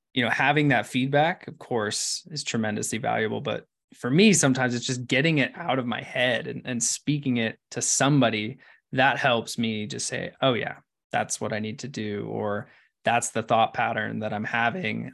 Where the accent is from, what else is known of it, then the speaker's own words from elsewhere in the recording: Ashland, Oregon, United States; I'm from Ashland